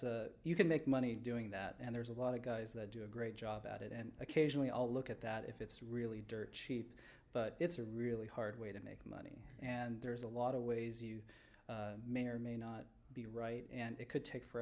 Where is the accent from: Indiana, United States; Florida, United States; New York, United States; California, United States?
California, United States; Southern; moved away as an adult; now in Chicago, United States; I grew up out here in Southern California